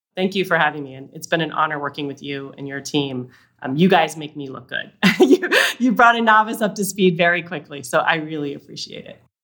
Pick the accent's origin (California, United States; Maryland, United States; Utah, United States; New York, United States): Utah, United States; I grew up in Utah